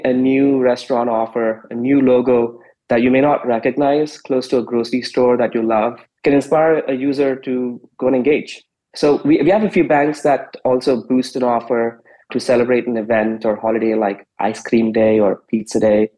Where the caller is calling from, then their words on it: San Francisco, California, United States; I'm in San Francisco Bay Area, and it's a beautiful, clear day here.